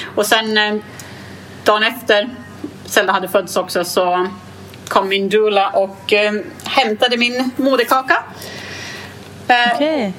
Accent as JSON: {"language": "Swedish", "town": "Gävle", "region": "Gävleborg County", "country": "Sweden", "said": "jag är från Gävle"}